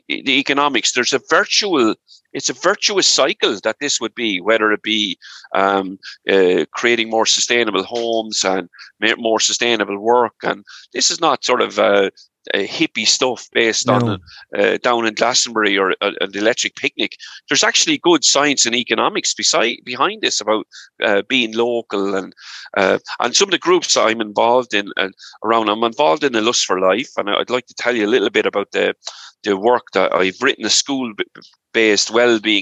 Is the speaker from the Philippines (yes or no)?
no; Ireland; moved away as an adult; also born or lived in England / United States; there was no work right in Ireland, so I emigrated for 12 years